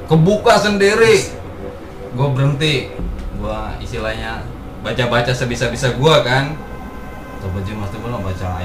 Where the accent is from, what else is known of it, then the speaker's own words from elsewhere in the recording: West Java, Indonesia; Nah yang namanya gue orang Sunda kan, ya.